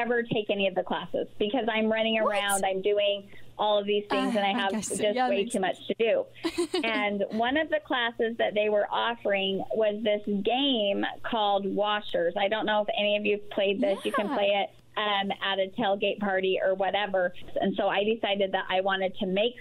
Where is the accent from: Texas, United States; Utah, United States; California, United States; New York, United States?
Utah, United States; Salt Lake City; I'm from Salt Lake and we started there.